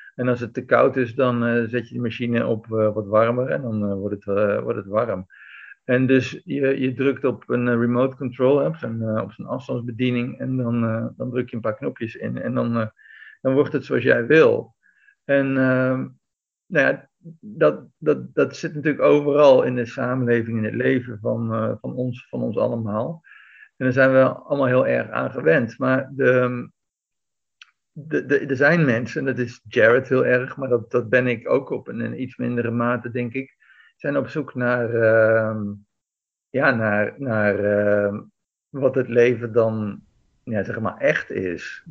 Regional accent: Netherlands; moved away as an adult; also born or lived in Belgium; now in Greece; als Nederlander, als Nederlandse bergbeklimmer

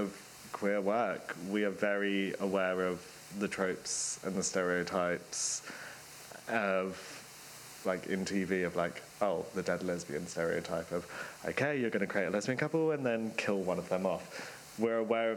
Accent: London, United Kingdom; being a Londoner

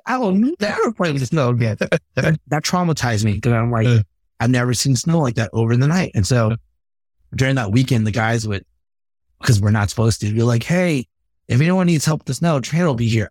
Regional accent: California, United States; moved away as an adult; I'm from California

